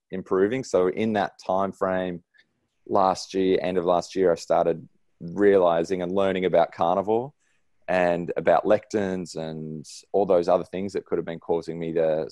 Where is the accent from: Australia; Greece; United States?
Australia; Sydney, New South Wales; now in Noosa, Australia; I grew up in Sydney, and my parents are still there